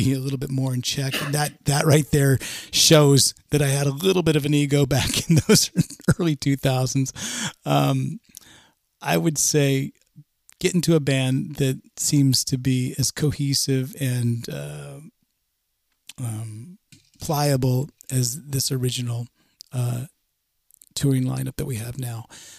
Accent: California, United States; is always going to be in my bones, and it's where I come from, and I'm proud of it.

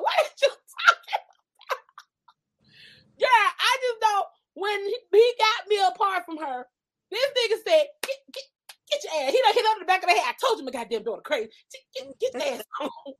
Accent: Miami, Florida, United States; I'm just saying, you know, I'm from Miami. We just don't get down like that.

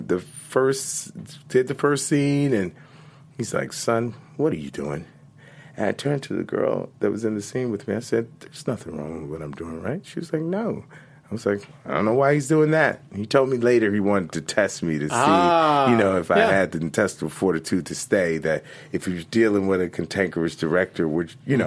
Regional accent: Richmond, Virginia, United States; moved away as an adult; also born or lived in New York; my hometown university, Virginia Commonwealth University.

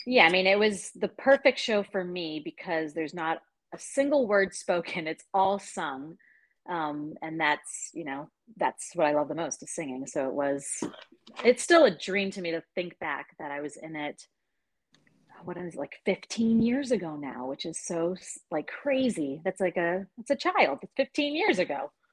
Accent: Alexandria, Virginia, United States; also born or lived in United Kingdom; Right here in Alexandria, born and born and bred

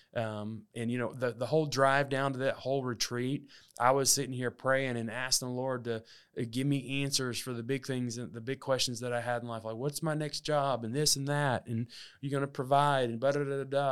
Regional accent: Alabama, United States; moved away; also born or lived in Texas; I grew up in Alabama, uh, for about fourteen years of my life

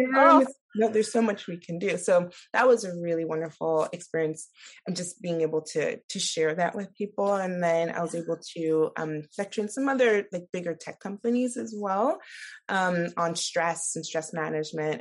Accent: Nigeria; moved away; I'm from Nigeria

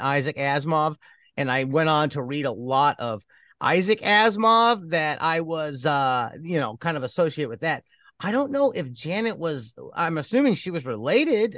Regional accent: Cleveland, Ohio, United States; moved away; When I was growing up in Cleveland

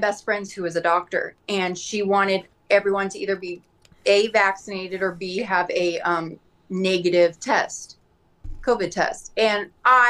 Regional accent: Scottsdale, Arizona, United States; where I live in Scottsdale, my hometown

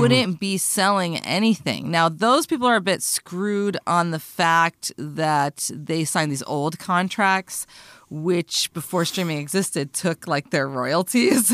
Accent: United States; I'm an American

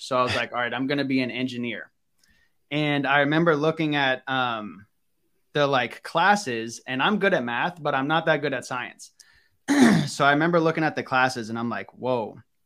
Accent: Northern Virginia, United States; I grew up in Northern Virginia

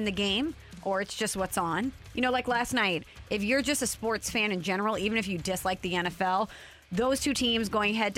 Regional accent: Illinois, United States; now in Missouri, United States; I grew up in Illinois.

